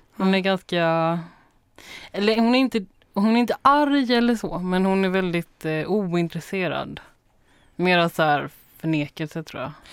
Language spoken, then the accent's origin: Swedish; Småland, Sweden; also born or lived in Taipei, Taiwan; I Småland